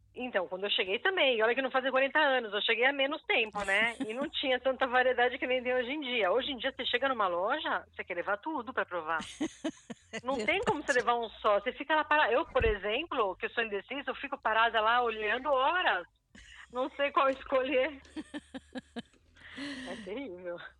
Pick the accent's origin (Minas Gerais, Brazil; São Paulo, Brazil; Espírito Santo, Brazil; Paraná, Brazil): São Paulo, Brazil; moved away as an adult; now in Israel; eu sou de São Paulo. Ah, já fiz aliá, estou ah, aqui em Israel há uns 14 anos